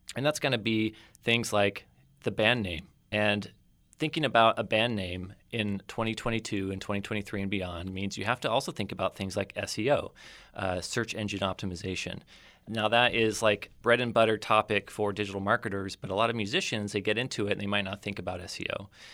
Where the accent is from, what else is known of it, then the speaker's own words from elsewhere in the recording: Oceano, California, United States; moved away as an adult; also born or lived in Los Angeles / North Idaho / Rochester, New York / Spokane, Washington; I grew up here in the Central Coast. I, uh, was, uh, raised in Oceano, a proud member of the Oceano community